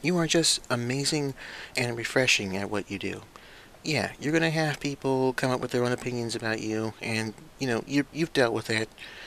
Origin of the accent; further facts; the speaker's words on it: United States; I was born and raised in the United States